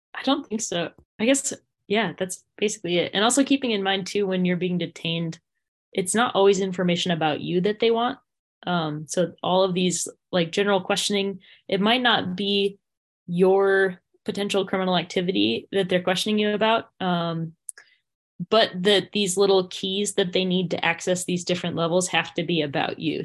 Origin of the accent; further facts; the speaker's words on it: Windsor, Vermont, United States; my hometown of Windsor, Vermont